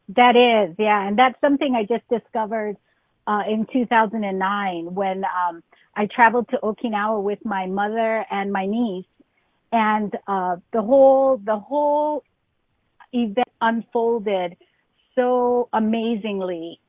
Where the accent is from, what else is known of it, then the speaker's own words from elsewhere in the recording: Hawaii, United States; I grew up in Hawaii